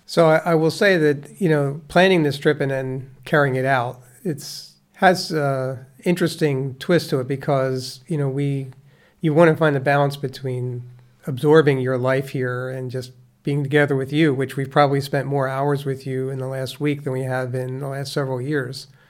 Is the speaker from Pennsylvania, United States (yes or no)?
yes; Conshohocken, Pennsylvania, United States; also born or lived in Dresher, Pennsylvania; I was born and raised in the small town of Conshohocken, Pennsylvania